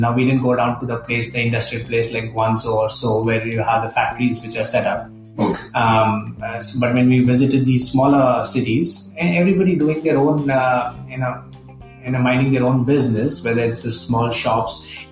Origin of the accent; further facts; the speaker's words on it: India; we're not from Pakistan. We're, we're Indians.